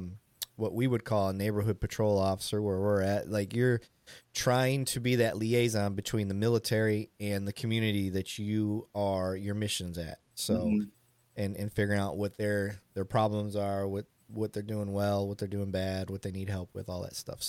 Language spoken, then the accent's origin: English; Flint, Michigan, United States; moved away; I'm from Flint